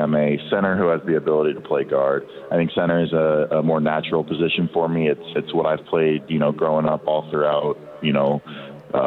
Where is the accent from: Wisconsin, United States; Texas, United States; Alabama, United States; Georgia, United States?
Texas, United States; Southlake; moved away as an adult; now in Seattle, United States; I grew up in South Lake for, you know, nearly all my life